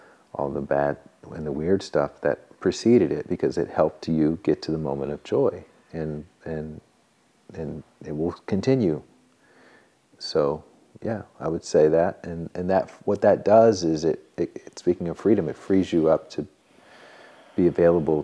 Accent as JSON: {"language": "English", "region": "Alabama", "country": "United States", "moved": "yes", "lives_now": "Santa Monica, United States", "said": "I'm from Alabama"}